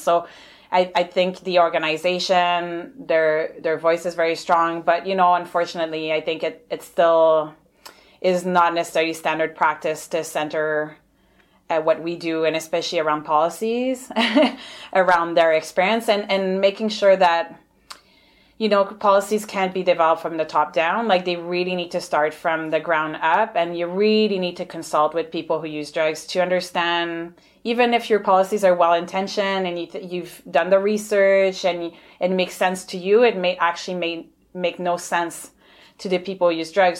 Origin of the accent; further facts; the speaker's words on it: Montreal, Quebec, Canada; moved away as an adult; also born or lived in Ottawa; now in Victoria, Canada; I'm originally from Montreal, so hence the accent and the francophone name.